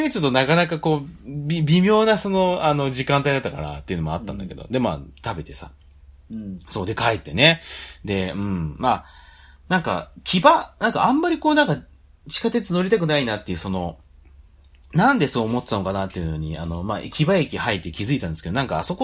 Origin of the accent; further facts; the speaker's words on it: Sayama, Saitama, Japan; born there; 生まれは狭山市なんですけど